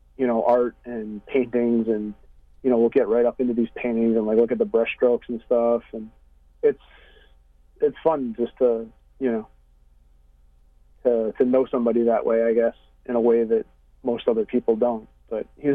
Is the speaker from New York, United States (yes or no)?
yes; Syracuse, New York, United States; I grew up in Syracuse, which is 2.5 hours west of where I live now